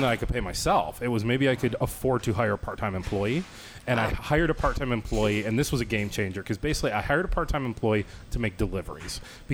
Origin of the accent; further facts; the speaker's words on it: Ohio, United States; moved away; I'm from Ohio